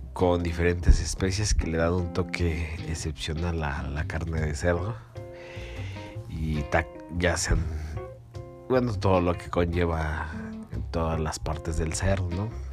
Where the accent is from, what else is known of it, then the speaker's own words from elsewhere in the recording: Mexico City, Mexico; yo soy de la Ciudad de México